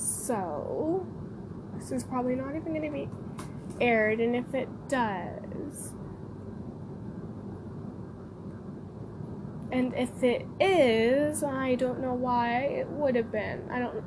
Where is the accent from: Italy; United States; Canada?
Canada; I'm from Canada